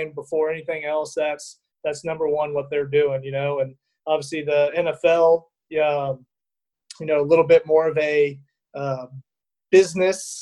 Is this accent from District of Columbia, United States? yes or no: no; Dallas, Texas, United States; moved away as an adult; also born or lived in Fort Worth, Texas / Utah; now in Louisiana, United States; I'm from Dallas, Texas, originally